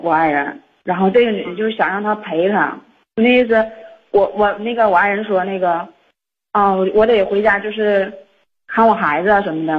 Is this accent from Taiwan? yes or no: no; Xinmin, Liaoning, China; moved away as an adult; now in Shenyang, China; 我俩老家吧，是西民的